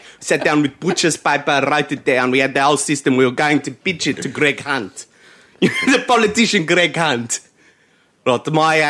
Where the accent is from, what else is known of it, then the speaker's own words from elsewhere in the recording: South Africa; we're from South Africa.